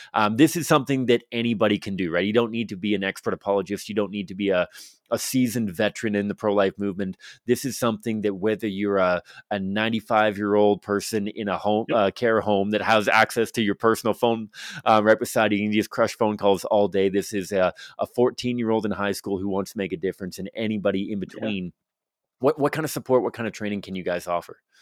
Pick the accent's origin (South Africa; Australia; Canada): Canada; Victoria, British Columbia; now in Alberta, Canada; I'm from Victoria, British Columbia growing up